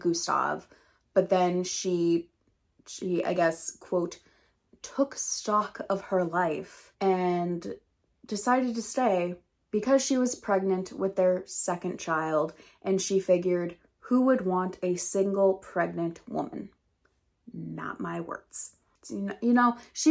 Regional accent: United States; accent: American English; first language English; I'm American and I don't know any other language

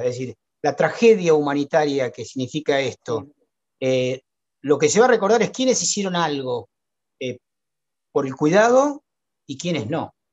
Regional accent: Argentina; nuestro país

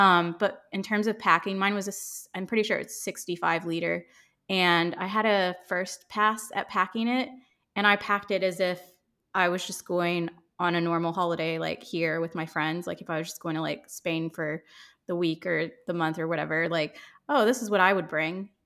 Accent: Ohio, United States; accent: American; moved away as an adult; also born or lived in Chicago / London; I grew up in Ohio, and then I lived in Chicago after college, and then I transferred to London with my company

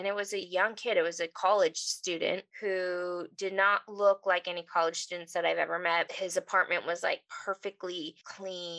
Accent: Los Angeles, California, United States; I grew up in the San Fernando Valley

